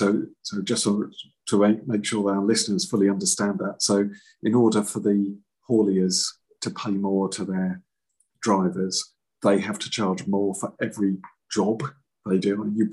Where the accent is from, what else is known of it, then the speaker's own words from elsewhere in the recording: Felixstowe, East of England, United Kingdom; I grew up in Felixstowe. I love Felixstowe greatly